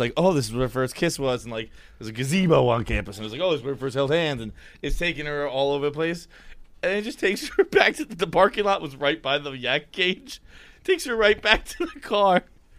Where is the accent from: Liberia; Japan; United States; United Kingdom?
United States; Portsmouth, Rhode Island; This was in Portsmouth, Rhode Island.